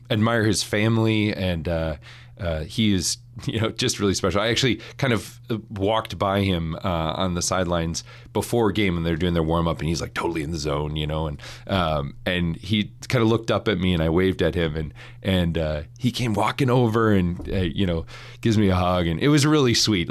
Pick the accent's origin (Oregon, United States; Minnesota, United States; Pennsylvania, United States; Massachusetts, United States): Minnesota, United States; St. Paul; moved away as an adult; also born or lived in Notre Dame, Indiana; I grew up in St. Paul, Minnesota